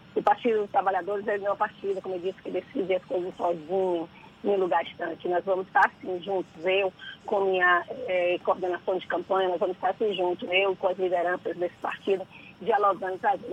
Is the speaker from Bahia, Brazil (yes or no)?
yes; Salvador, Bahia, Brazil; Salvador é a minha cidade, né? Eu conheço essa cidade desde que eu nasci. É, eu sou a menina que nasceu em São Gonçalo do Retiro